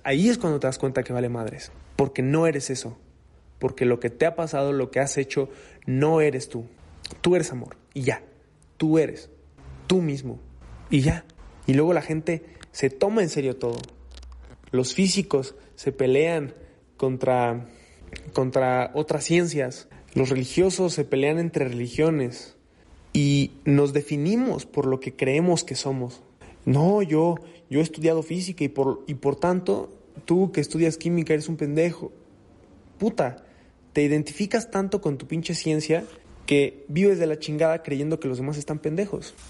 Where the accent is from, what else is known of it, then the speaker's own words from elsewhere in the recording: Mexico; Yo soy mexicano.